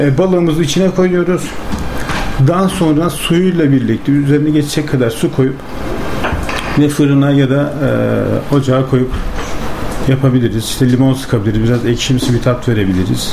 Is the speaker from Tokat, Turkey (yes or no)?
no; Yenişehir, Bursa, Turkey; 1986 Bursa Yenişehir doğumluyum.